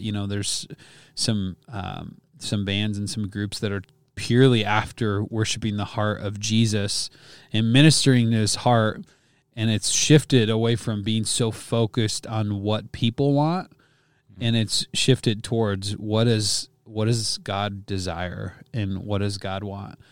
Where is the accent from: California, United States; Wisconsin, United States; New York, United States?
Wisconsin, United States; I grew up in Wisconsin